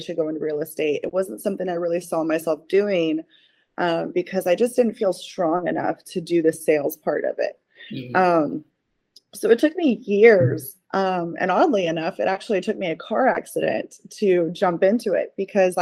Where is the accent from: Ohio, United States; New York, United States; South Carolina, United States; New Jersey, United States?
Ohio, United States; moved away as an adult; now in Florida, United States; I am obviously originally from Ohio. I've been in Florida now for almost 11 years